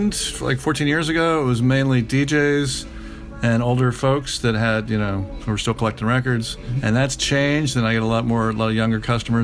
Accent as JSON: {"language": "English", "town": "Atlanta", "region": "Georgia", "country": "United States", "tie": "born or raised there", "also_born_or_lived": "Athens, Georgia / London / Cleveland / Los Angeles", "moved": "as an adult", "lives_now": "Washington, D.C., United States", "said": "I grew up in Atlanta"}